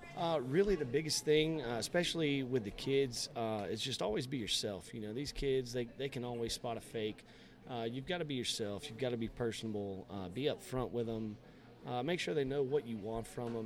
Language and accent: English; Valdosta, Georgia, United States; I, am originally from Valdosta. I grew up in Lowndes County.